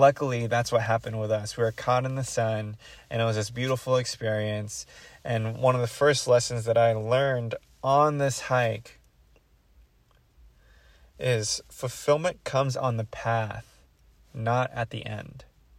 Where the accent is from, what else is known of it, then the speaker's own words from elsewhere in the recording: Philippines; now in Daly City, United States; I'm Filipino as well, so I feel at home with my people.